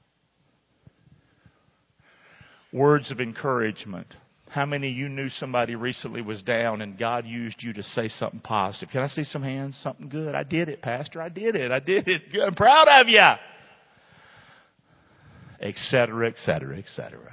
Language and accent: English; Rockingham, United States; moved away; my hometown